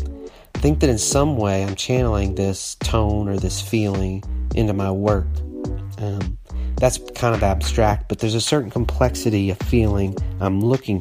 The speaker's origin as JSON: {"language": "English", "region": "Arkansas", "country": "United States", "tie": "born or raised there", "also_born_or_lived": "Cincinnati", "moved": "yes", "said": "what I grew up with in Arkansas"}